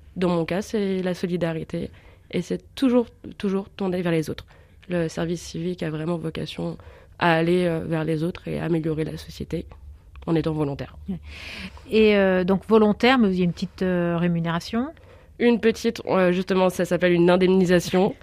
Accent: Bourg-en-Bresse, Auvergne-Rhône-Alpes, France; moved away as an adult; also born or lived in Dijon; Je suis de Bourg-en-Bresse. J'ai fait mon lycée et un bac scientifique à la Lande

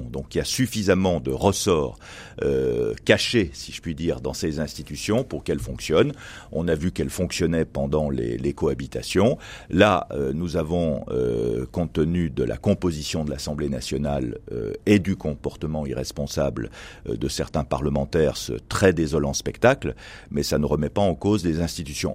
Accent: Tarentaise valley, Auvergne-Rhône-Alpes, France; je suis né dans ma vallée de Tarentaise

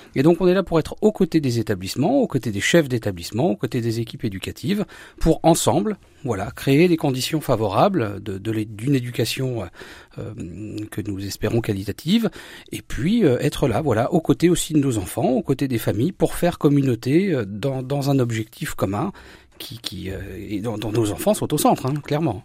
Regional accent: Saint-Hilaire-au-Temple, Grand Est, France; mon village natal, Saint-Hilaire-au-Temple

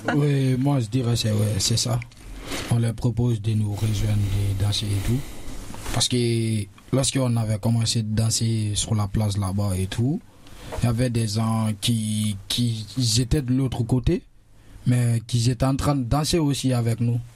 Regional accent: Guinea; now in France; je viens de la Guinée-Conakry. Ça fait bientôt 4 ans que je suis en France.

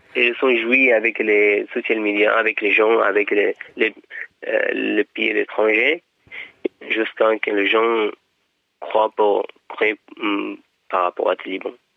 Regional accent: Afghanistan; French is a second language; moved away as an adult; now in France; quand j'ai quitté Afghanistan

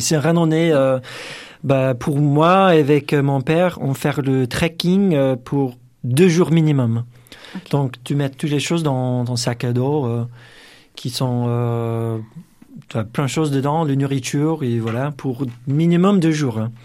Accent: United States; French is a second language; moved away as an adult; now in France; je suis américain

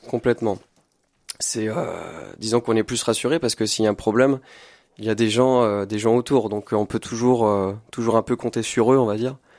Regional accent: Blois, Centre-Val de Loire, France; moved away as an adult; now in Tours, France; Je suis né à Blois en 97 et j'ai grandi euh, dans le 41

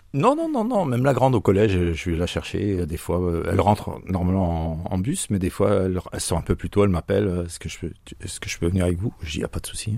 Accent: Bourgogne-Franche-Comté, France; now in Marseille, France; je suis franco-suisse. Je viens de la région de Franche-Comté. J'ai pas pris l'accent

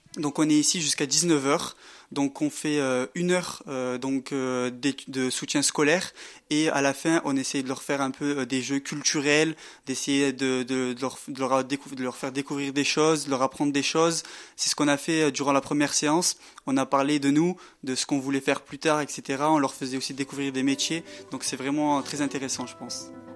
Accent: Marseille, Provence-Alpes-Côte d'Azur, France; moved away as an adult; now in Grenoble, France; Je suis moi-même issu donc des, des, quartiers populaires, je viens de Marseille

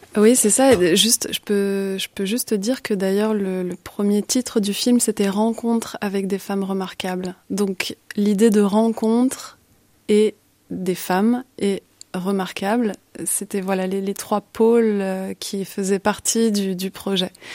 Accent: Paris, Île-de-France, France; moved away as an adult; now in Brussels, Belgium; je suis originaire euh, de Paris mais je suis bruxelloise d'adoption depuis presque 15 ans maintenant

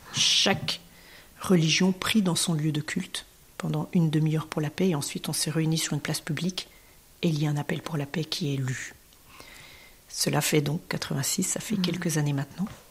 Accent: France; en tant que Français, en tant que citoyenne française

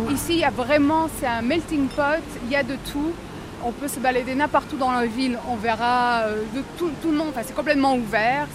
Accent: Strasbourg, Grand Est, France; moved away as an adult; also born or lived in Metz, France; now in Jerusalem, Israel; je suis strasbourgeoise d'origine, ah. mais j'ai passé 8 ans à Metz. Avant d'arriver en Israël, je suis venue de Metz

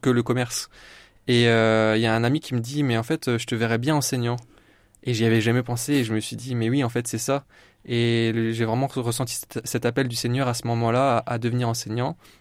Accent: Épernay, Grand Est, France; now in Châlons-en-Champagne, France; je suis un vrai Marnais. Alors je suis pas né euh, dans la Marne exactement, mais euh, mais voilà, j'ai fait toute mon enfance à Épernay.

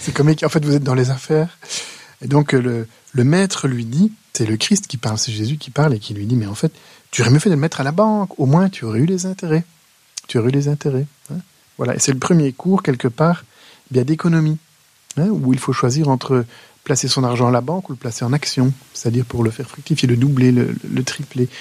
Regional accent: Wallonia, Belgium; chez nous, en Wallonie

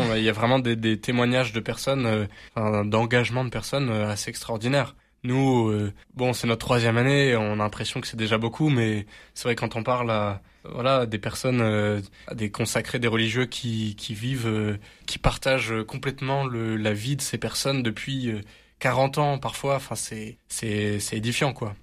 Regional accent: Marseille, Provence-Alpes-Côte d'Azur, France; Alors moi, je suis Marseillais, et c'est vrai que je suis très fier d'être Marseillais.

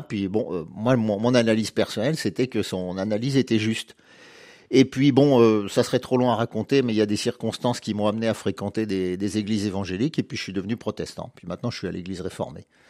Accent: Bourges, Centre-Val de Loire, France; moved away; je suis né à Bourges, pas très loin d'ici.

